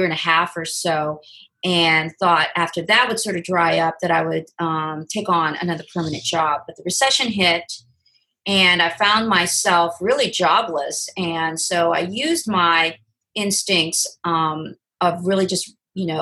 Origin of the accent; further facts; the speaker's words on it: Oregon, United States; moved away as an adult; also born or lived in Southern California; now in Los Angeles, United States; I'm from the West Coast, originally from Oregon, and moved down to Southern California to go to college